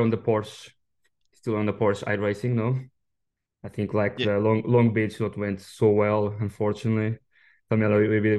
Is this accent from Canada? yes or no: no; Coimbra, Coimbra District, Portugal; I grew up in Coimbra, yeah. So I used to, as a kid, when I was around 17, 18 years old, was just 3-4 gyms in the town.